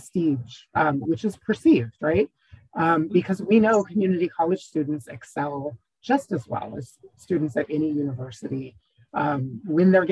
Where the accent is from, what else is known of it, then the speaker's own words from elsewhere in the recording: Northern Virginia, United States; I grew up in Northern Virginia and I went to Northern Virginia Community College